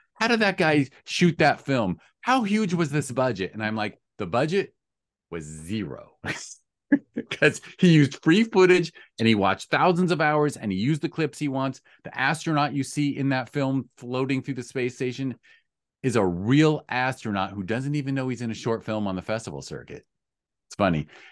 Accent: United States; I am an American

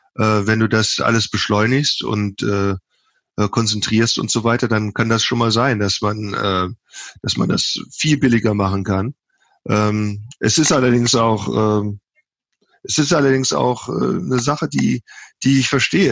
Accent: Germany; now in United States; Ich bin ja Deutscher

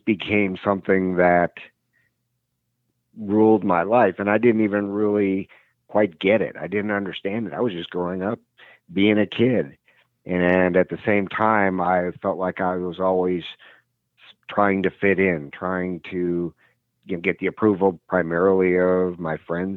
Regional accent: Wisconsin, United States; I had a great childhood. We lived in a small suburb in Wisconsin

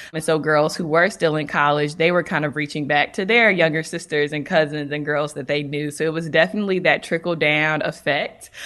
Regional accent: North Carolina, United States; I'm from North Carolina so I remember my mom telling me when I was looking at schools outside of North Carolina

